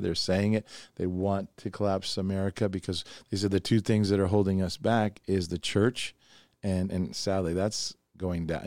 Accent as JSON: {"language": "English", "region": "Oregon", "country": "United States", "tie": "born or raised there", "also_born_or_lived": "New York", "said": "I was raised a hippie in Oregon, you know, I was from New York and then I went to Oregon."}